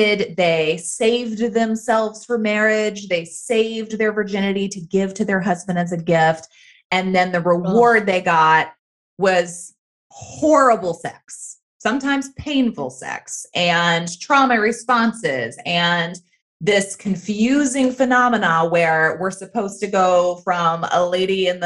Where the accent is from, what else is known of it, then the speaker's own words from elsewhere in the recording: the Bible Belt, the South, United States; I grew up in the South, in the Bible Belt, in purity culture